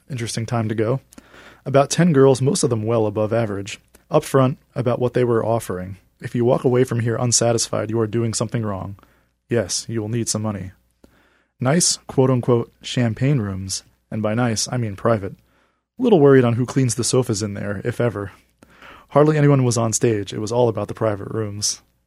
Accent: New York, United States; moved away; I'm originally from New York

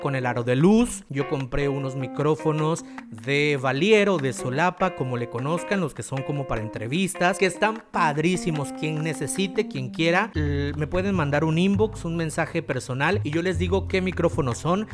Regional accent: Reforma, Chiapas, Mexico; mi ciudad natal, de mi pueblito querido, bello y adorado, Reforma Chiapas

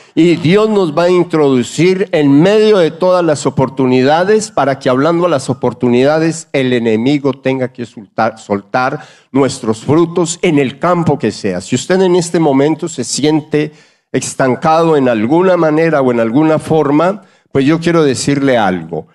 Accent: Colombia; moved away; hablo como, como colombiano

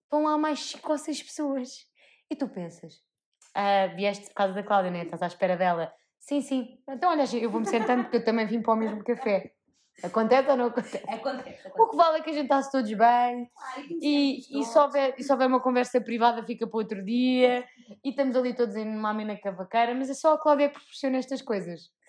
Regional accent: Portugal; que eu sou tuga e eu, como tuga, sou bom nisto

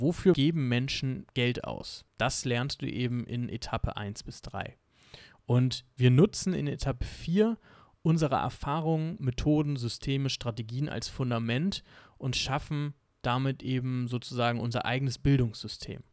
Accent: Germany; Bei uns in Deutschland

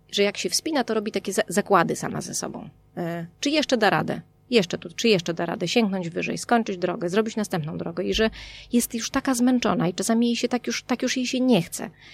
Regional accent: Warmian-Masurian Voivodeship, Poland; moved away; Ja jestem z Pojezierza. Mm, jestem z Warmii

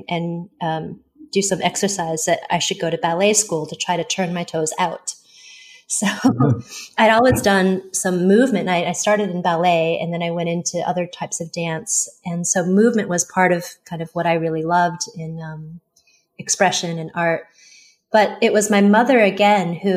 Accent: Tucson, Arizona, United States; first language Mandarin Chinese; English is a second language; moved away as an adult; also born or lived in New York / California / Beijing; I was born in New York, and I grew up in Tucson, Arizona, and then from there went off to California and then to Beijing

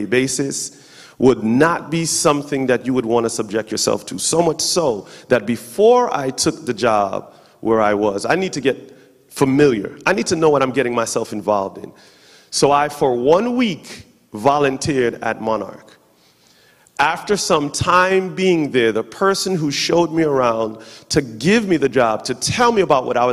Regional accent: New York, United States; now in Charlotte, United States; I am from New York, but currently residing in Charlotte, North Carolina.

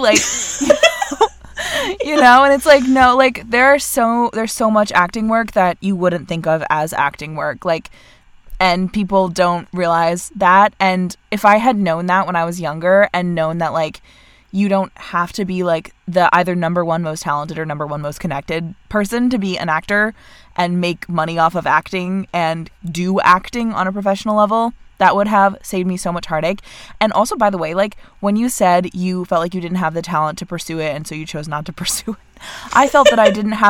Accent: Vermont, United States

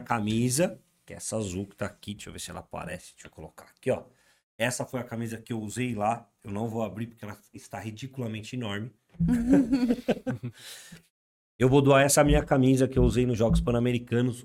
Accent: Atibaia, São Paulo, Brazil; a gente é de Atibaia

